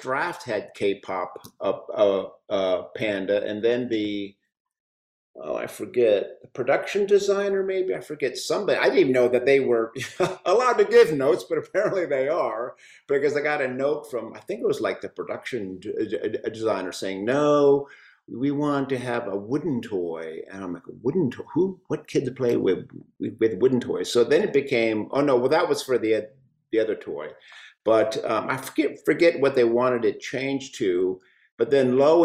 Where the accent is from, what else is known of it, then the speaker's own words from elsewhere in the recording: Chicago, Illinois, United States; I grew up in Chicago